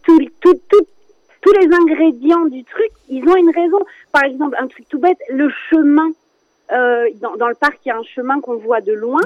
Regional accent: France; je suis née en France

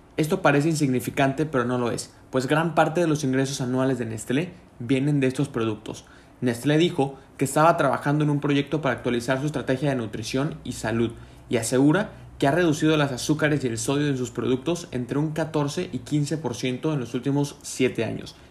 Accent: Mexico

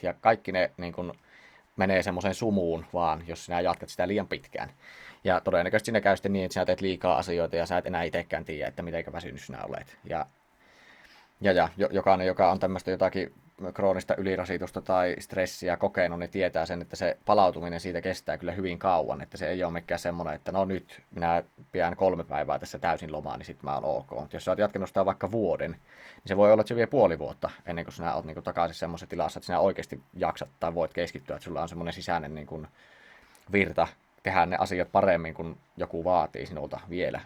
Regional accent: Siilinjärvi, North Savo, Finland; sieltä Siilinjärveltä kun olen kotoisin

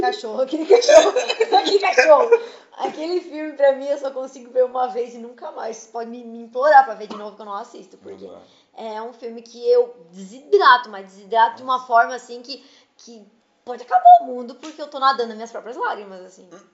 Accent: Içara, Santa Catarina, Brazil; Da minha região ali, que eu sou da Isara

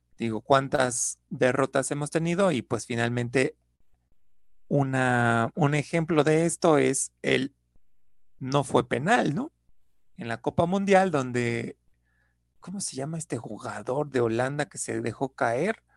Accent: Mexico; somos mexicanos

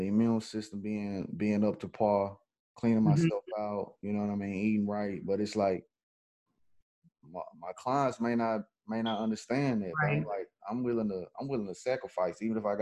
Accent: Memphis, Tennessee, United States; I'm from Memphis.

